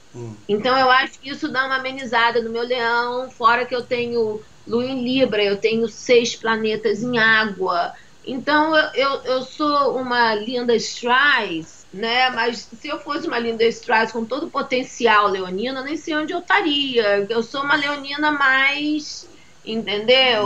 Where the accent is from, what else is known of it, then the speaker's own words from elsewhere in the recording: Salvador, Bahia, Brazil; moved away as an adult; now in Rio de Janeiro, Brazil; Fui criada em Salvador, com 11 anos de idade me mudei para Salvador